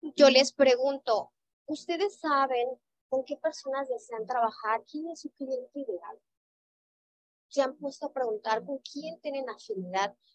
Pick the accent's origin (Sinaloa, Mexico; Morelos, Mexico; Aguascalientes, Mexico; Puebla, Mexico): Sinaloa, Mexico; now in Mérida, Mexico; yo soy originaria de Sinaloa, vengo por trabajo a la ciudad de Mérida